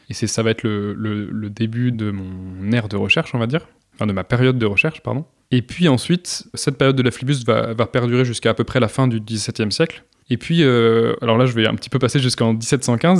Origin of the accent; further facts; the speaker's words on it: Vendée, Pays de la Loire, France; j'ai grandi en Vendée, et en Vendée, il y a pas très loin de chez moi, les Sables d'Olonne